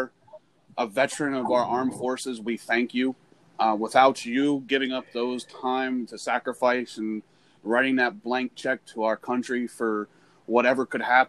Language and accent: English; Pennsylvania, United States; I'm from Pennsylvania